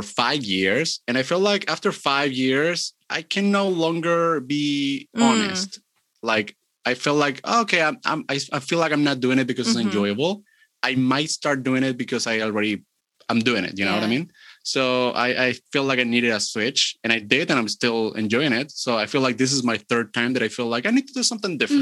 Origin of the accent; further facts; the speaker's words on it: Chile; I'm from Chile